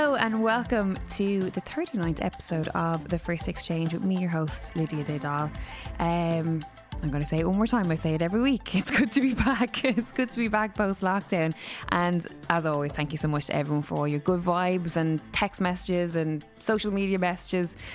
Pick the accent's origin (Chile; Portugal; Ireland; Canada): Ireland; Waterford, Munster; All the way from Waterford, my hometown.